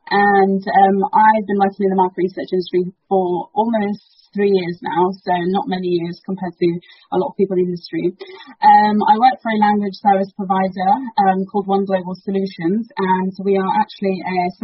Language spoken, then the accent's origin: English; United Kingdom; first language Dari; English is a second language; My parents are from Afghanistan, and they moved to the UK about 30 years ago. So I'm a first generation child. So my ethnic background is Afghan, but I was born here, so I'm British Afghan